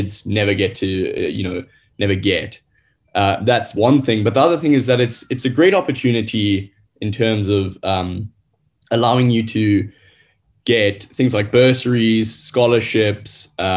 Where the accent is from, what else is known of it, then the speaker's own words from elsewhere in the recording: Gauteng, South Africa; moved away; I'm from Gauteng originally